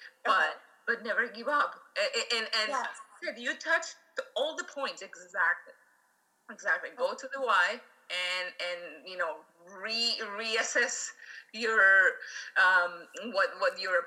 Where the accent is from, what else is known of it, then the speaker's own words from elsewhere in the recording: Venezuela; English is a second language; moved away; We are from Venezuela. And we're also immigrants.